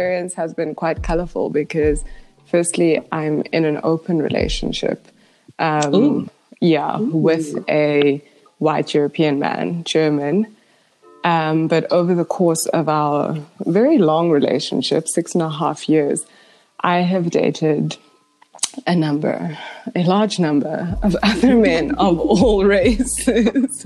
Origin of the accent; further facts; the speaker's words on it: Johannesburg, Gauteng, South Africa; I'm also from Joburg